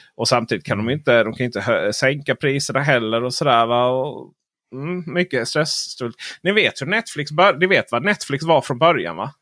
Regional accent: northern Blekinge, Sweden; also born or lived in southern Småland; där jag kommer ifrån i norra Blekinge, kommun, Blekinge län och södra Småland

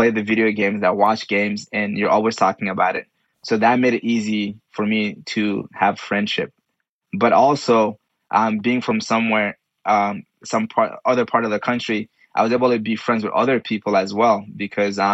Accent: Mali; moved away; a fellow Malian

